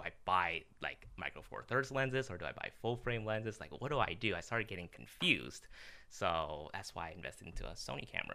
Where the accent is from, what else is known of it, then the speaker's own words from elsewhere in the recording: Los Angeles, California, United States; I was born in Los Angeles